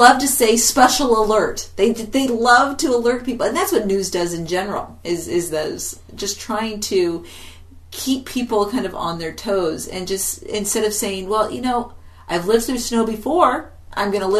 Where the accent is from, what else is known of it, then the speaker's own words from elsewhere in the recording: California, United States; moved away; I grew up in California where there were two seasons, basically